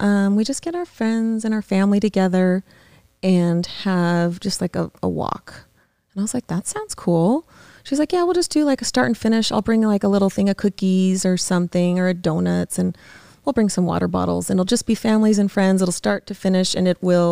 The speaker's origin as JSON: {"language": "English", "town": "Las Vegas", "region": "Nevada", "country": "United States", "said": "we're from Vegas"}